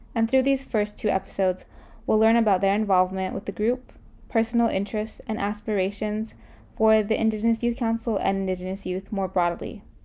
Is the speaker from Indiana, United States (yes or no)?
no; Santa Clara Pueblo, New Mexico, United States; moved away as an adult; now in California, United States; I'm from Hopo Winge, also known as Santa Clara Pueblo, located in northern New Mexico